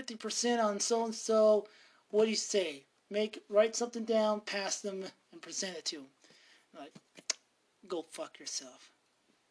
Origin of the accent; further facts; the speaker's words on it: Montana, United States; I'm from Montana